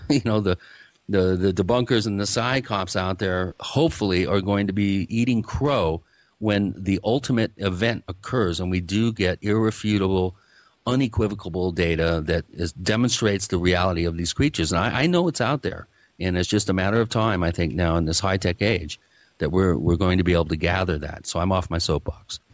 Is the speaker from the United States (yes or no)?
yes; Seattle, Washington, United States; I grew up in the Seattle area